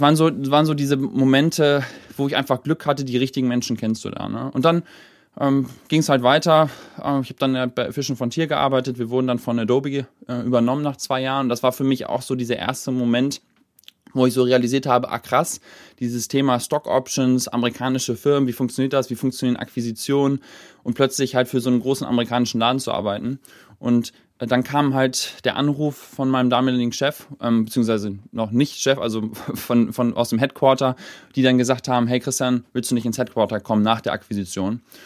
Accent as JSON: {"language": "German", "region": "Hamburg", "country": "Germany", "tie": "born or raised there", "also_born_or_lived": "Silicon Valley", "moved": "yes", "said": "bin dann halt nach Hamburg gezogen, zurück sozusagen in meine meine Heimat des Herzens Geburtsstadt"}